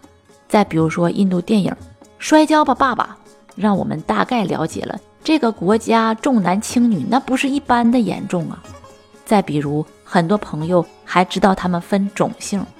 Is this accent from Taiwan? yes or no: no; Northeast China, China; 咱们东北人管这样的人叫啥呢？